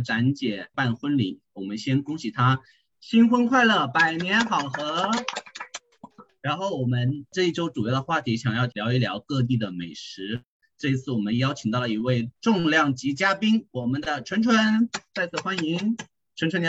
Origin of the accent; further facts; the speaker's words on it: Hunan, China; moved away; 我作为一个土生土长的湖南人，